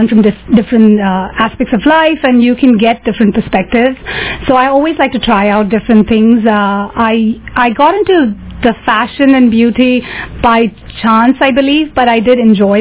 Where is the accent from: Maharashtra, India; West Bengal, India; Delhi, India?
Maharashtra, India; Mumbai; now in San Francisco, United States; I grew up in Mumbai, so I do like the city life.